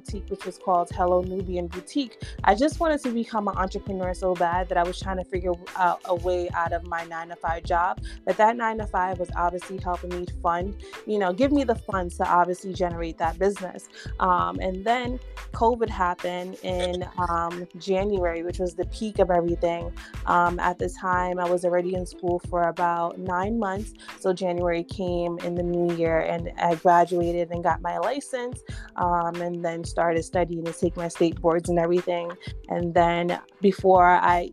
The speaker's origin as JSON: {"language": "English", "town": "New York City", "region": "New York", "country": "United States", "tie": "born or raised there", "said": "I am a Bronx girl born and raised in New York here"}